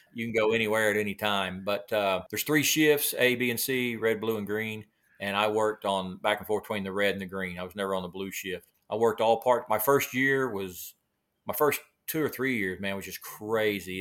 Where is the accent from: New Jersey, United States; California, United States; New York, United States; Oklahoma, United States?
Oklahoma, United States; Del City; also born or lived in Moore, Oklahoma; born and raised, uh, right here in Oklahoma. Grew up most of my life in little Dell City, Oklahoma, little suburb east of the city here.